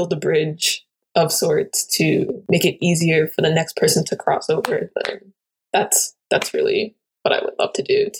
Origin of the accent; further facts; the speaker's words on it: New York, United States; I'm from New York